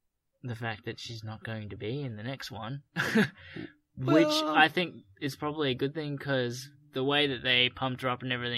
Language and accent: English; Australia; we're Australian